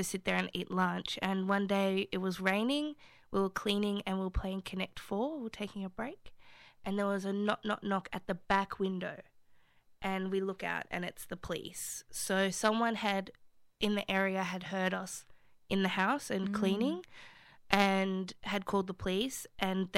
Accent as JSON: {"language": "English", "town": "Sydney", "region": "New South Wales", "country": "Australia", "also_born_or_lived": "Marrickville", "said": "I'm 29 and I'm from Lewisham"}